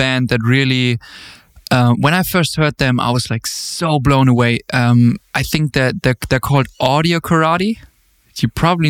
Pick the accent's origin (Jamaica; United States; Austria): Austria; also born or lived in Germany; I grew up in a really, really small village. I was born in Germany, but then I moved to Austria when I was about 10.